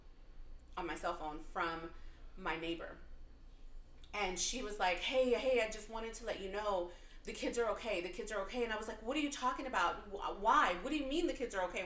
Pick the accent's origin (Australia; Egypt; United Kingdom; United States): United States; Texas; growing up in Texas